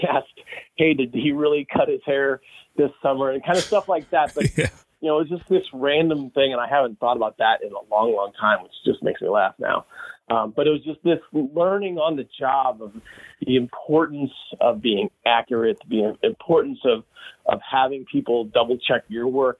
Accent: St. Charles, Missouri, United States; I grew up in St. Charles

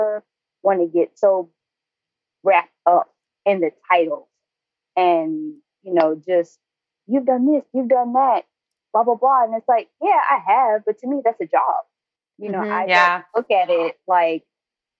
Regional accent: Newport News, Virginia, United States; now in Los Angeles, United States; Newport News

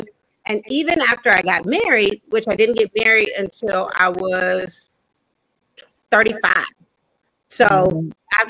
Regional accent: Chicago, Illinois, United States; I'm a daughter of Chicago

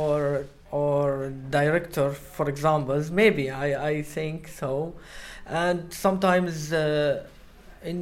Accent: Syria; English is a second language; moved away as an adult; also born or lived in Greece; now in Athens, Greece; I'm from Syria. I've been here for now 4 months.

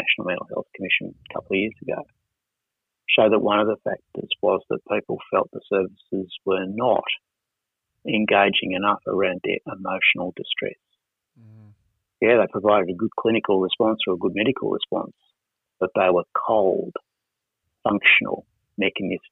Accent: Wollongong, New South Wales, Australia; when I was a kid growing up in Wollongong

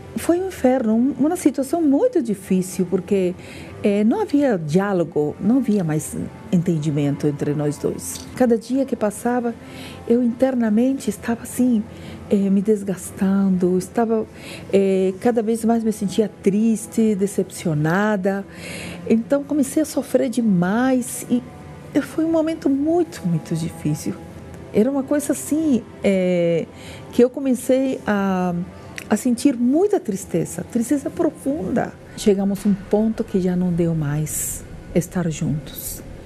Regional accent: Peru; Portuguese is a second language; moved away as an adult; now in Brasília, Brazil; Eu sou peruana

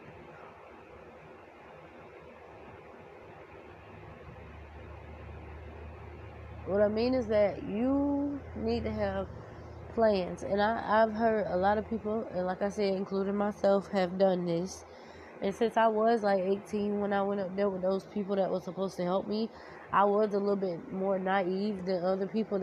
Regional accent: Florida, United States; also born or lived in Louisiana / Orlando; here in Florida, in my hometown

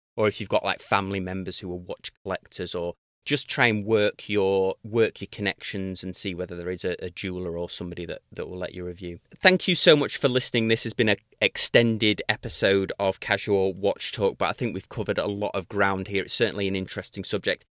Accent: United Kingdom; accent: British; my British accent

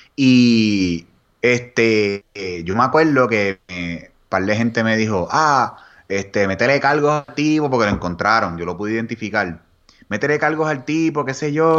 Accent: Puerto Rico; moved away as an adult; also born or lived in Austin, Texas; Los puertorriqueños

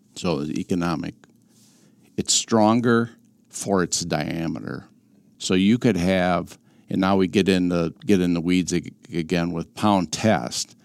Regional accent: Wisconsin River, United States; I grew up on the Wisconsin River, two blocks off.

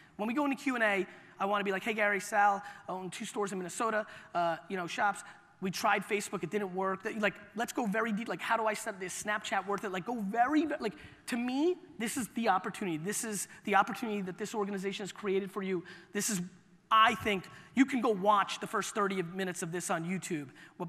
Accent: Russia; born there; As I told you, I was born in Russia.

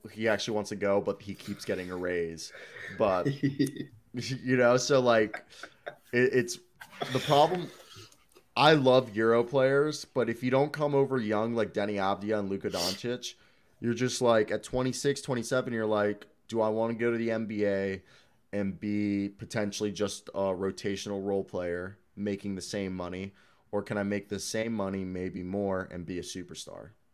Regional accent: United States; I'm the first person ever born in America

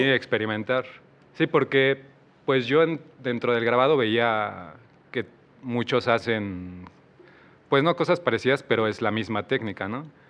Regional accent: Mexico City, Mexico; moved away as an adult; now in Querétaro, Mexico; Y soy de la Ciudad de México. Llevo tres años aquí en Querétaro.

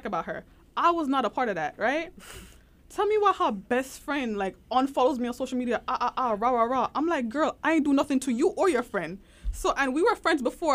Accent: Jamaica; I'm also Jamaican

